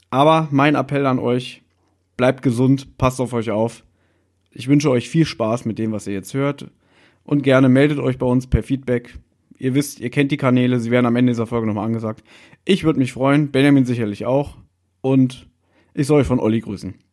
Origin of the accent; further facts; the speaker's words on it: Berlin, Germany; ein paar Meter von uns entfernt ist der U-Bahnhof Südstern, wo ich 21 Jahre meines Lebens ähm, gelebt habe, wo ich aufgewachsen bin.